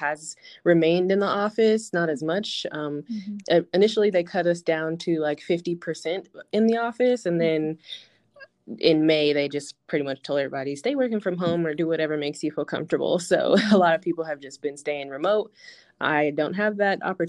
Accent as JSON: {"language": "English", "town": "Denver", "region": "Colorado", "country": "United States", "tie": "born or raised there", "said": "Born and raised in Denver, grew up here my whole life"}